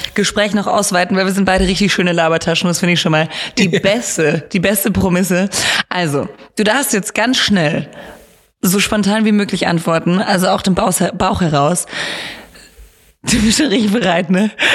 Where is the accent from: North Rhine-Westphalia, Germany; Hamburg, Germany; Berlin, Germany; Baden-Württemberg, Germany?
Baden-Württemberg, Germany; Rottweil; ich komme ja aus Rottweil